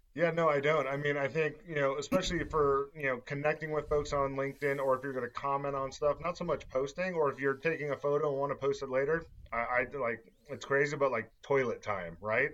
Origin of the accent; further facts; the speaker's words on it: Southern California, United States; moved away as an adult; now in Las Vegas, United States; Born and raised in Southern California